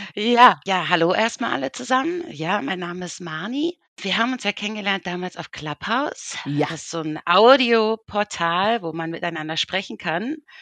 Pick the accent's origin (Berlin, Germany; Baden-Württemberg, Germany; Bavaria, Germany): Berlin, Germany; now in Switzerland; ich komme ursprünglich aus Berlin